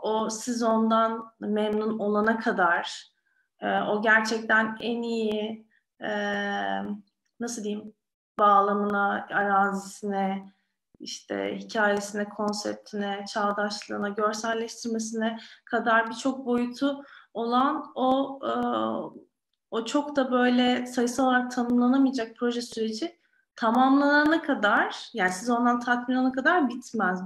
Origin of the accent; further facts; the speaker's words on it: Istanbul, Turkey; İstanbul'da doğdum, büyüdüm.